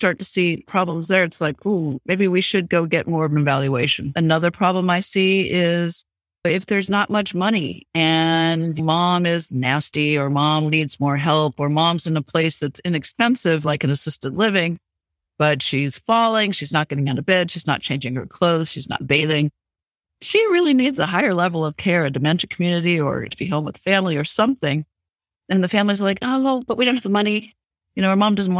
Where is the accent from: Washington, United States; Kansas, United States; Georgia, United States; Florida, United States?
Kansas, United States; Wichita; now in California, United States